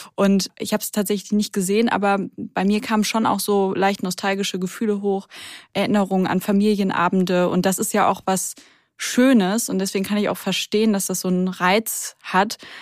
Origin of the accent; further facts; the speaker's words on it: Rhineland, Germany; now in Hamburg, Germany; Ich komme aber ja aus dem Rheinland